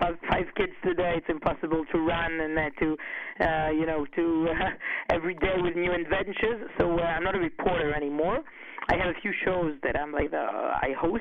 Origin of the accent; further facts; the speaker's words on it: Herzliya, Tel Aviv District, Israel; I grew up in Herzliya, which is a city near Tel Aviv.